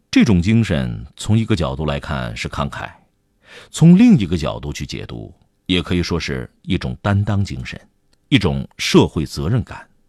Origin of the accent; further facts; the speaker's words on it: China; 我们现在大部分中国人